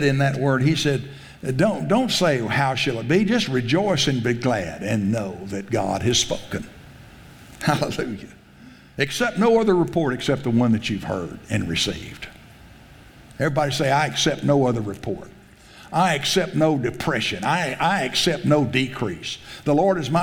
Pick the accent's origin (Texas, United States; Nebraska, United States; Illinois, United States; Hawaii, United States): Texas, United States; South; I grew up in South Texas